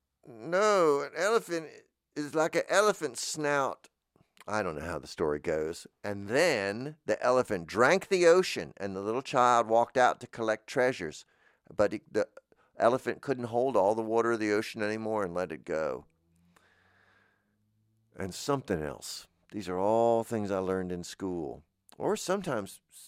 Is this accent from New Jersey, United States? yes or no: yes; New Jersey, United States; It's Florida, but you know, so I don't want to, I'm from New Jersey. It's not, we don't have this as many bugs.